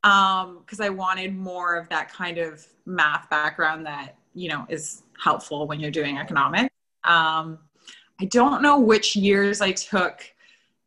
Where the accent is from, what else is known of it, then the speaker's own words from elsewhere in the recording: Antigonish, Nova Scotia, Canada; I grew up in Antigonish